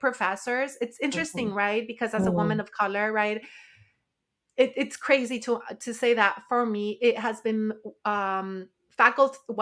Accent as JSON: {"language": "English", "town": "Watsonville", "region": "California", "country": "United States", "tie": "born or raised there", "also_born_or_lived": "Nayarit, Mexico / Monterey County, California", "said": "I was born in the Sierra Madre in the state of Nayarit, Mexico, and raised in Watsonville, California"}